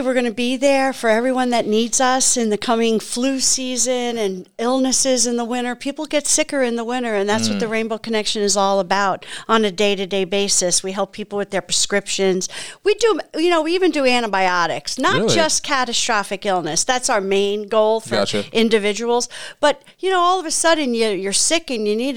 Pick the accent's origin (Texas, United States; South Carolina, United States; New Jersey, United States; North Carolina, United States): New Jersey, United States; now in Dover, Ohio, United States; I'm from New Jersey, born and raised in New Jersey, and then I came to Ohio